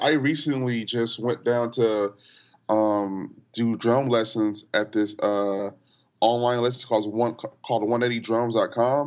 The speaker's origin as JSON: {"language": "English", "town": "Los Angeles", "region": "California", "country": "United States", "tie": "born or raised there", "said": "I grew up in L"}